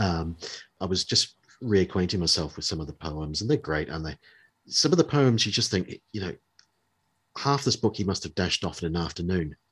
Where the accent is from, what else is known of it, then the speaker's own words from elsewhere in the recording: New Zealand; moved away; growing up in New, New Zealand.